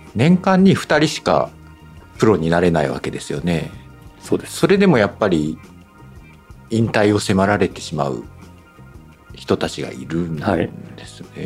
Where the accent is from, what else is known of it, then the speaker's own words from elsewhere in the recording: Fukuoka, Japan; 私福岡ですけども